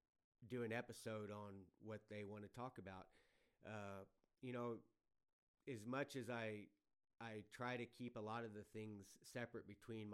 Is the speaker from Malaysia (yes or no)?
no; Adkins, Texas, United States; I was born in Adkins, Texas, which was a small town southeast of San Antonio